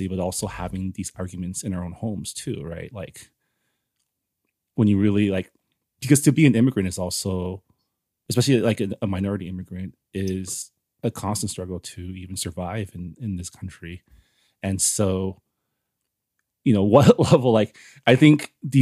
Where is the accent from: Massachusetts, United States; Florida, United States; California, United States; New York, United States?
California, United States; San Gabriel; I grew up in San Gabriel, which is like east